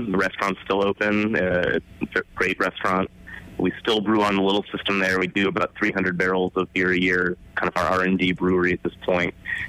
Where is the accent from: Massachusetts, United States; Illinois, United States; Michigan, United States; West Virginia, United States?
Michigan, United States; moved away as an adult; also born or lived in Colorado; now in Oregon, United States; I grew up in Michigan, lived in Colorado for a while, and now Oregon.